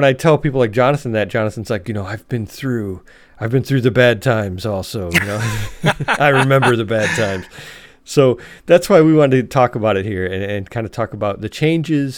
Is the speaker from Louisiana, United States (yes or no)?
no; Chicago, Illinois, United States; moved away as an adult; now in Alabama, United States; I grew up in Chicago